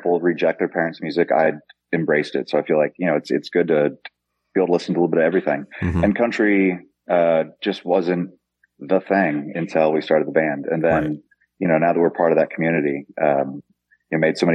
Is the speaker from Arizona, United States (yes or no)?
no; Omaha, Nebraska, United States; moved away; also born or lived in Texas; I grew up in Omaha, Nebraska.